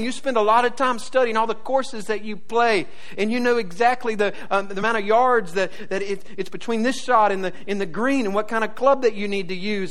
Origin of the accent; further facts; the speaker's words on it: the South, United States; I grew up in the South